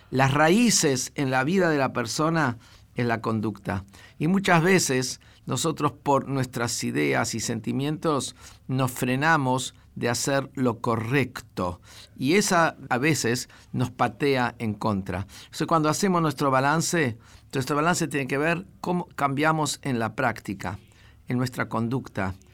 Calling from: Corrientes, Argentina; Hola Rabino … de Corrientes.

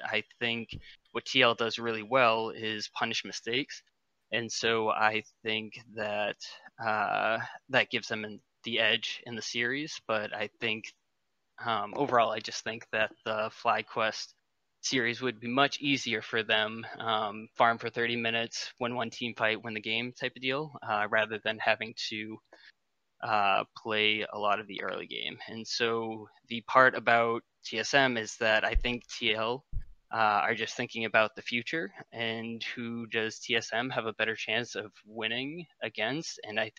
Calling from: Maine, United States

